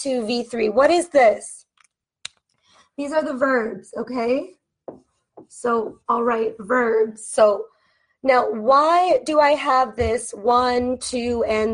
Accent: United States; I am an American teacher from the United States

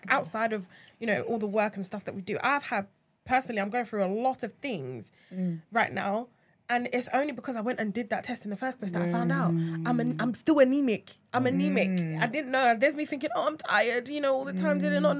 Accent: Nigeria; We're not South Asian. We're African. We're Nigerian, you know.

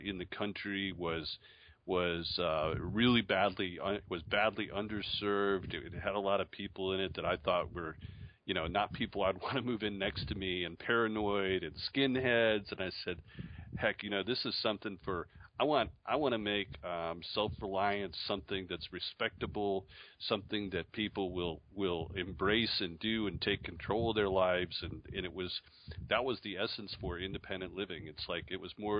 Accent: Syracuse, New York, United States; moved away; also born or lived in Charlotte, North Carolina / Hillsdale, Michigan; I was born in Syracuse, New York

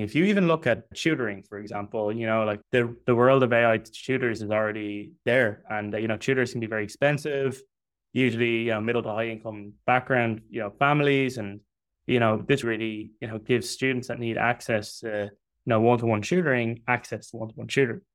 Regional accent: Dublin, Leinster, Ireland; I'm from Dublin in Ireland

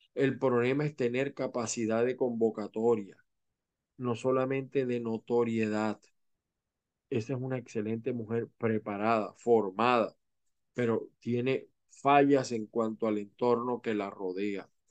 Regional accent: Venezuela; moved away as an adult; now in Florida, United States; como venezolanos

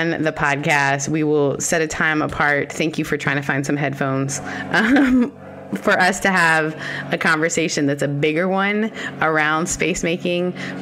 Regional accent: Canada; as a Canadian

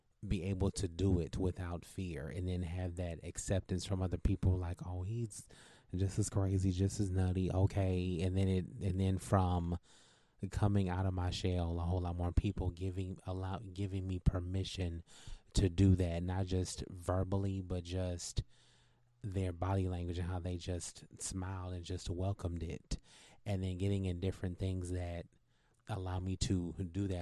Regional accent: California, United States; moved away as an adult

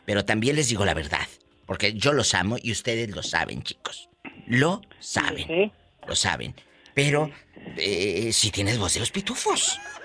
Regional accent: Mexico; Desde México, mi México lindo y querido, mi tierra, mi país

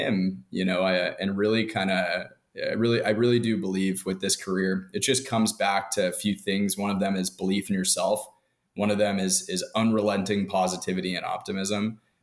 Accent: Southern California, United States; I'm from Southern California and I grew up playing ice hockey

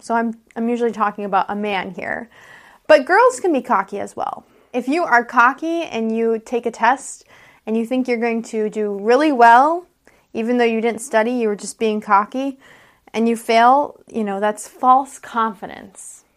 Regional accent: United States; I'm an American English teacher.

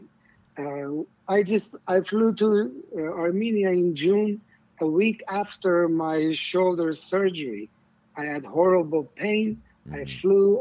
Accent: Iran; moved away as an adult; now in Los Angeles, United States; I'm coming from Iran

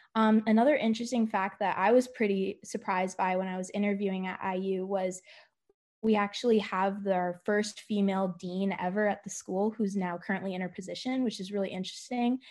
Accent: Ontario, Canada; moved away as an adult; now in Indianapolis, United States; I'm from Ontario, Canada.

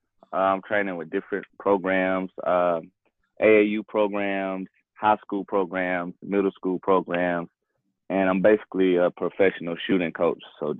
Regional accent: the South, United States; moved away as an adult; also born or lived in Rhode Island; it was a culture shock for me, you know, coming from down south and moving all the way up north, dealing with the weather, the food.

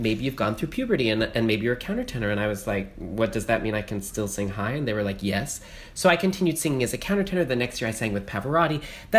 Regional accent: North Carolina, United States; I was born in North Carolina to two psychologist parents. They taught at Duke University.

